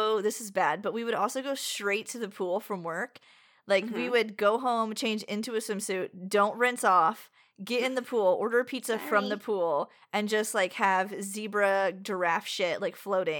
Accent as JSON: {"language": "English", "region": "New York", "country": "United States", "said": "I don't drink water. We're from New York. We only drink wine and beer."}